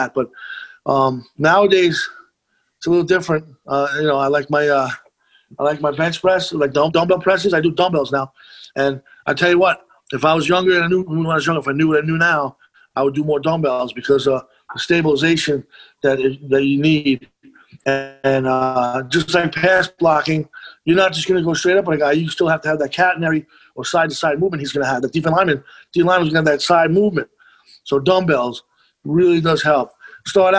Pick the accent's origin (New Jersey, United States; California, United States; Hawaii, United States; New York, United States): New York, United States; Monroe; born or raised there; also born or lived in Rockaway, Queens, New York